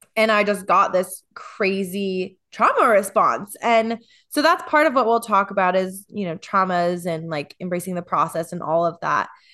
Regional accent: Midwest, United States; growing up in the Midwest

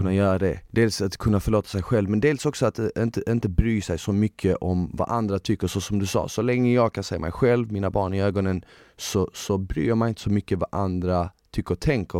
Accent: Malmö, Skåne, Sweden; jag växte upp i Malmö i delar som var liksom lite sjaskiga

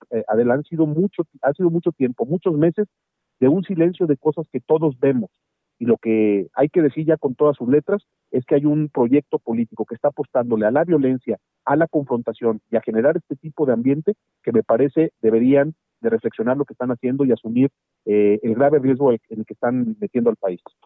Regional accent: Mexico; Yo soy uno de los mexicanos

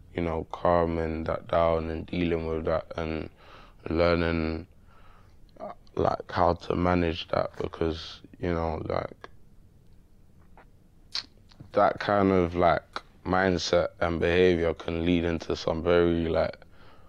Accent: London, United Kingdom; I'm from Manor House.

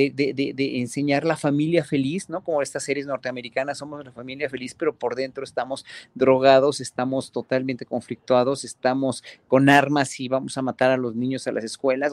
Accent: Mexico

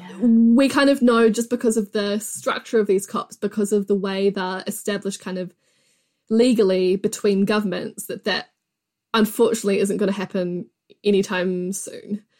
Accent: New Zealand; I'm from New Zealand

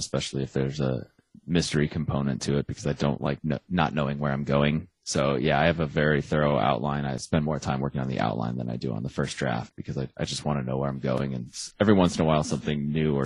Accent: Arizona, United States; I'm from Arizona, which is not Texas

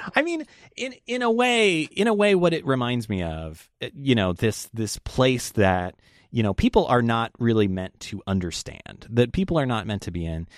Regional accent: Las Vegas, Nevada, United States; moved away; I'm from Las Vegas originally

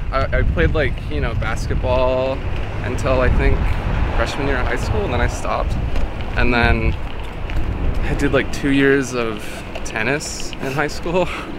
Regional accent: Washington, United States; born or raised there; moved away as an adult

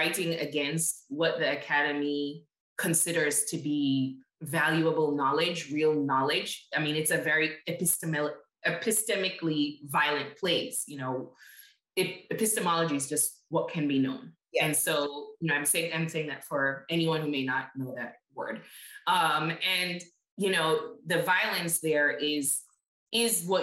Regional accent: Jamaica; moved away as an adult; now in United States; I grew up in Jamaica and came back to the States at 18

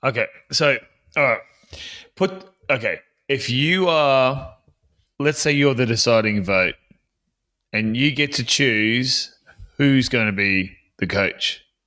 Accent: Queensland, Australia; as a Queenslander

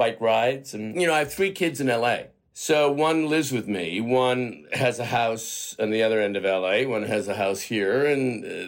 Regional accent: Canada; moved away as an adult; also born or lived in Toronto; I'm a Canadian actor. You know, I spent the first three decades of my life just living in Canada solely.

